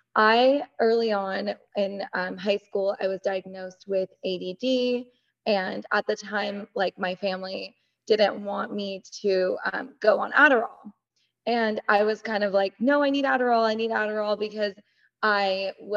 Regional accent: United States; I grew up, I'm Iranian American, first generation

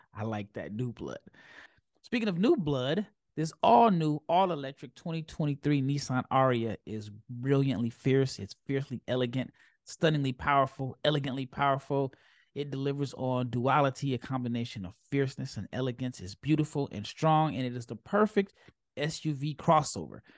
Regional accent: Omaha, Nebraska, United States; I'm from Omaha

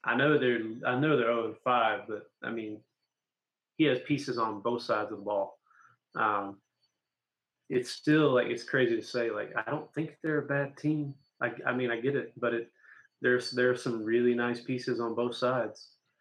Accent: South Carolina, United States; also born or lived in Mississippi; now in North Carolina, United States; we didn't have a team always when I grew up in South Carolina.

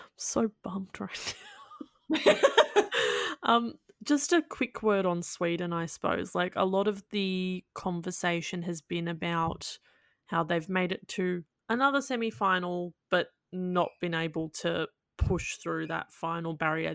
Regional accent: Australia; as an Australian

